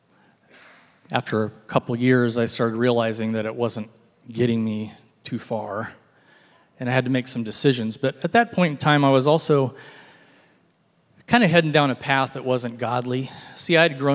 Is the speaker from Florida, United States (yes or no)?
no; Elk Grove, California, United States; I grew up in Northern California. Went to a high school called Elk Grove High School